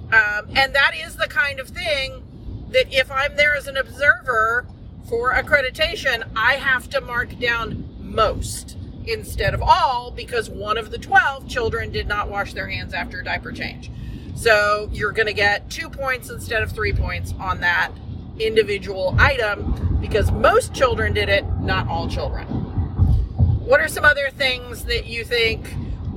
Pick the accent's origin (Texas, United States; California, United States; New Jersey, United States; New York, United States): Texas, United States; We're from Texas